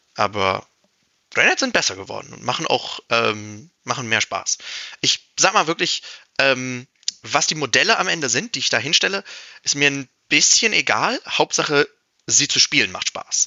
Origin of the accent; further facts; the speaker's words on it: Germany; für halt mein Heimatland spielen will